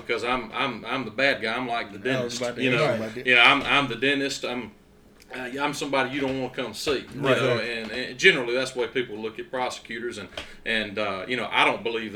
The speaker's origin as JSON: {"language": "English", "town": "Duck Hill", "region": "Mississippi", "country": "United States", "tie": "born or raised there", "also_born_or_lived": "Grenada, Mississippi", "said": "I was born in Grenada and grew up in the big city of Duck Hill"}